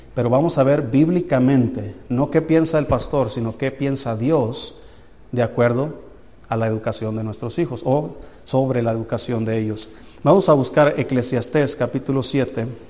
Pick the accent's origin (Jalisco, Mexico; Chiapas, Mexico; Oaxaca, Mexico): Jalisco, Mexico; now in Anáhuac, Mexico; Allá donde yo soy en Jalisco